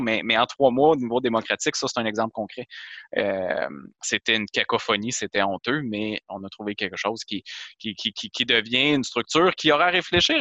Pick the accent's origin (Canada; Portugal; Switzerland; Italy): Canada; Quebec; je suis québécois